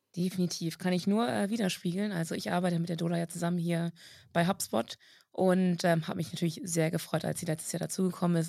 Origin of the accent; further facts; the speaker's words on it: Germany; bei uns in Deutschland